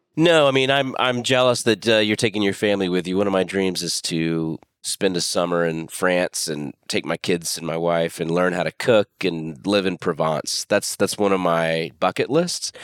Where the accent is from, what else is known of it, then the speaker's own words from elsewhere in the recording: Pensacola, Florida, United States; moved away as an adult; also born or lived in Austin, Texas / New York / Dallas, Texas; I live in my hometown